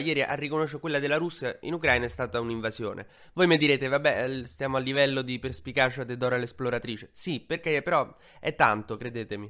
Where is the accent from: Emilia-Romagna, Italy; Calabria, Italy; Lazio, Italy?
Emilia-Romagna, Italy; moved away; io sono romagnolo d'origine